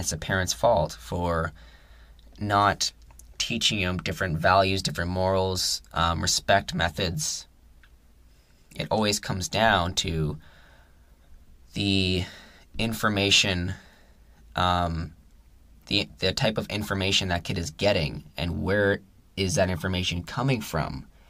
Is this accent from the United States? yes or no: no; Canada; We're we're all Canadian